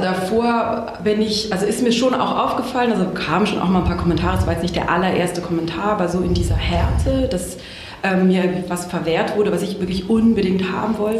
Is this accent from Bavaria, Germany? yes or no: no; Baden-Württemberg, Germany; aus Süddeutschland, aus einem kleinen Dorf äh, am, äh, am Fuße der Schwäbischen Alb.